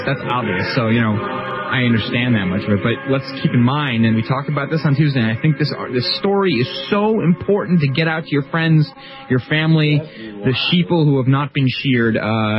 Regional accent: United States; I'm an American and I live here.

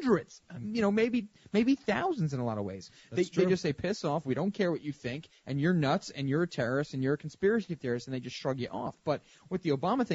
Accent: Mount Vernon, United States; I was born in Mount Vernon in 1981 on October 31st.

